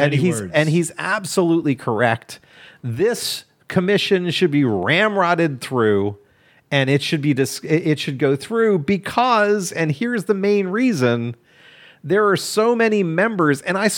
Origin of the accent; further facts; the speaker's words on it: Kentucky, United States; I'm from Kentucky.